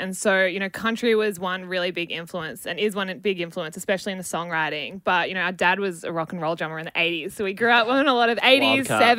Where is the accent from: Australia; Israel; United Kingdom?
Australia; Byron Bay, New South Wales; Yeah, I feel like living and growing up in Byron